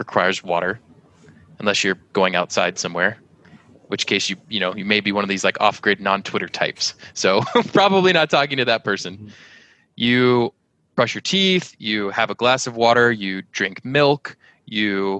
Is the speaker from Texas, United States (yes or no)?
yes; San Antonio, Texas, United States; I grew up as one of the only gringos, little white kids, in a block in school full of Hispanics, San Antonio, Texas.